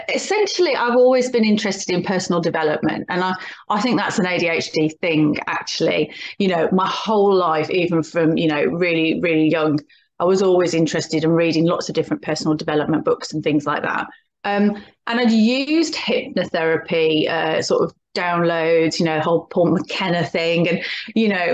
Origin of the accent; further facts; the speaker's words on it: Birmingham, West Midlands, United Kingdom; now in Oxfordshire, United Kingdom; I live in Oxfordshire, but I'm originally from Birmingham, which you can probably tell from my accent